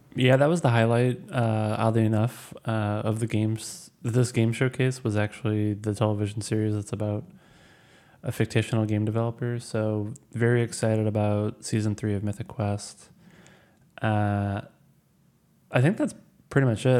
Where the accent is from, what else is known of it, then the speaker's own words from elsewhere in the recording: Missouri, United States; I'm from Missouri